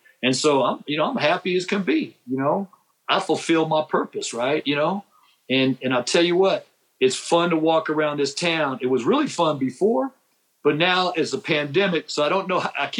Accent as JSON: {"language": "English", "country": "Japan", "tie": "born or raised there", "also_born_or_lived": "San Diego", "said": "I come from Japan. I was born in San Diego, and my first memory as a young kid is in Japan, right?"}